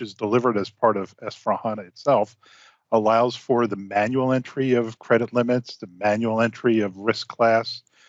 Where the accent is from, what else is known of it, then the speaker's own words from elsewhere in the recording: Long Island, New York, United States; moved away; I grew up on Long Island, New York, and was quite familiar with deep sea fishing